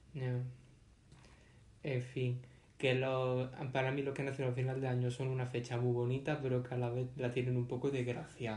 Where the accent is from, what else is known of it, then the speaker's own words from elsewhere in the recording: Portugal; yo que soy portugués.